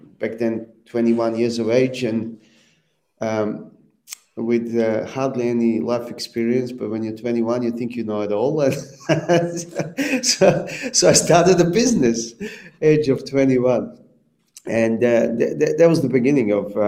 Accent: Serbia; moved away as an adult; also born or lived in Libya / Croatia; now in Australia; And I grew up in Serbia.

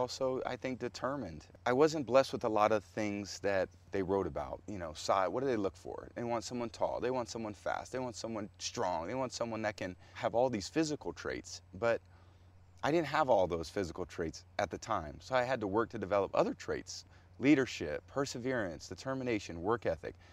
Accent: California, United States; When I was a boy growing up in California

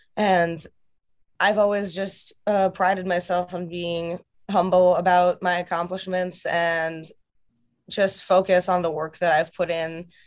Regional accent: Russia; moved away; my home country of Russia

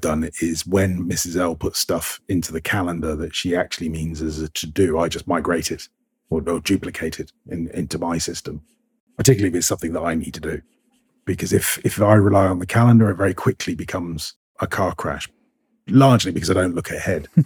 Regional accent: United Kingdom; I'm British

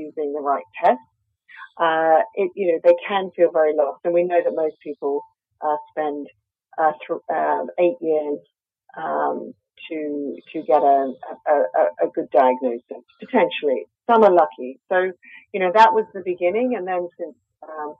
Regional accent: Australia; accent: Australian; I'm Australian, as you can probably hear from my accent

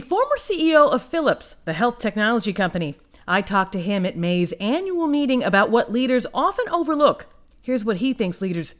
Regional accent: Detroit, Michigan, United States; my hometown of Detroit

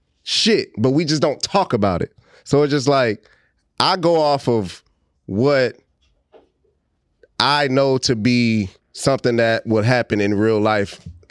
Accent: Houston, Texas, United States; we're from Houston.

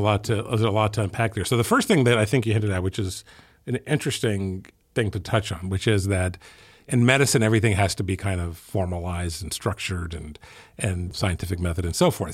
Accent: Ethiopia; moved away; I grew up in Ethiopia

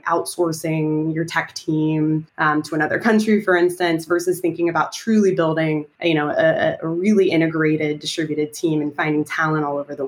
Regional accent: Texas, United States; moved away as an adult; also born or lived in New York; I am from Texas, but went to NYU for undergrad

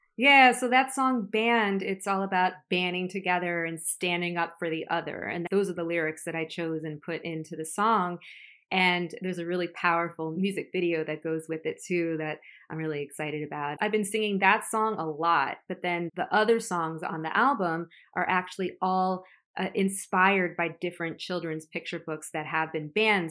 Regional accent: Florida, United States; now in New York City, United States; I'm from Florida

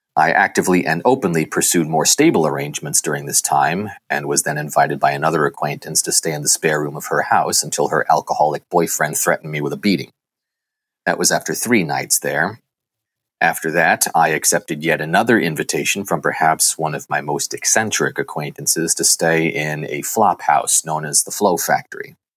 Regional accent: Sturbridge, Massachusetts, United States; I grew up in Sturbridge, Massachusetts, a middle child of three.

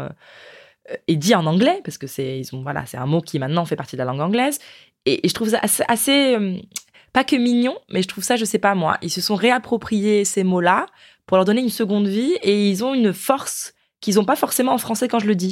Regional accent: France; je parle bien anglais en tant que française

